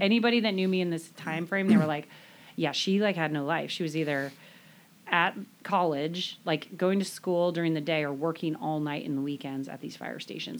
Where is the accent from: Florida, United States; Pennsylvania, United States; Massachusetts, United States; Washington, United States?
Washington, United States; Stanwood; I grew up in the Stanwood area. Um, I grew up actually on Lake Goodwin, which is a little south of here